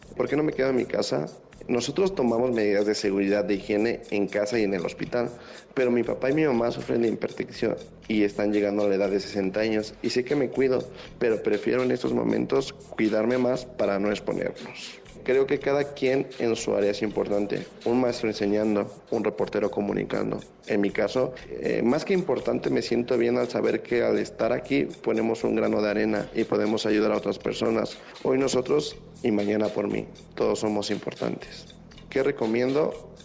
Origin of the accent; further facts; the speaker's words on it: Mexico; Somos mexicanos